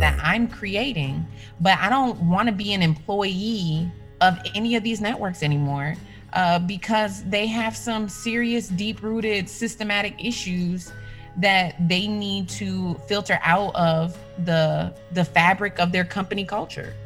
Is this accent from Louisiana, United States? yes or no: no; Minneapolis, Minnesota, United States; I tried to get hired at the mainstream media stations in my hometown because uh, I was working uh, two hours north of my hometown. So I came back to the cities